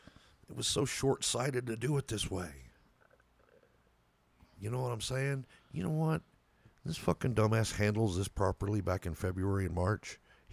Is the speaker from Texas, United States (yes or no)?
yes; Texas, United States; moved away; Being a Texan myself by birth, it would mean a lot to me if Texas turned blue.